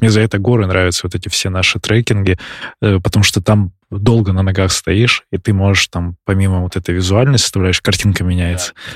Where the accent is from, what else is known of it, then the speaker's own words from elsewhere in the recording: Barnaul, Altai Krai, Russia; moved away; я из Барнаула, и вот я там побегиваю тоже, когда приезжаю туда